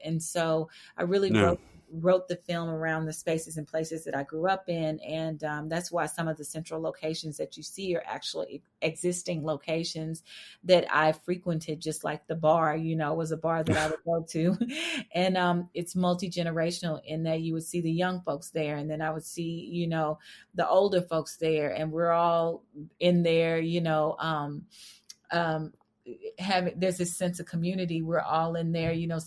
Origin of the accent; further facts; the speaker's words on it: Fort Worth, Texas, United States; I grew up in Fort Worth, Texas